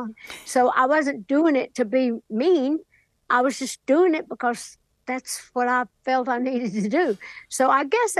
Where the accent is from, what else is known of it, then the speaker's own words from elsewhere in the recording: Sevier County, Tennessee, United States; back home in Sevier County, Tennessee, my hometown